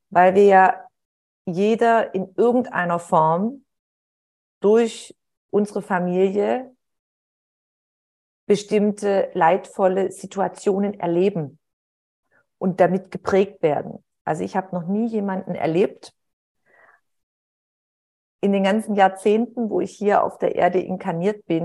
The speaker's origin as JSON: {"language": "German", "town": "Heilbronn", "region": "Baden-Württemberg", "country": "Germany", "tie": "born or raised there", "said": "Und nachher hat man sie in der Kleinstadt, wo ich aufgewachsen bin, in Heilbronn, hat, ist man sich dann über den Weg gelaufen"}